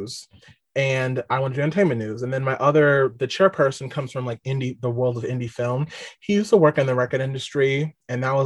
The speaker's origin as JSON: {"language": "English", "area": "Long Island", "region": "New York", "country": "United States", "tie": "born or raised there", "said": "I'm from Long Island, New York"}